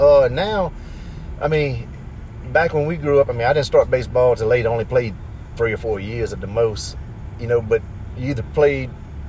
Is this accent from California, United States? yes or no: no; St. Amant, Louisiana, United States; I come from Santa Monica.